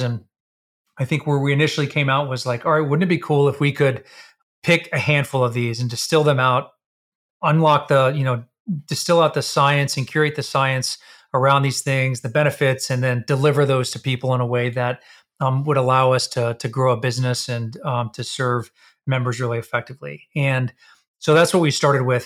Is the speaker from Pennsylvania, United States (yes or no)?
no; Texas, United States; we're both from Texas.